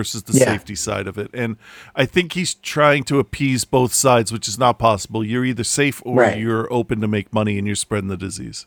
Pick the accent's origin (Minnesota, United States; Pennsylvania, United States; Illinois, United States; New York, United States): Pennsylvania, United States; Philadelphia; I'm from Philadelphia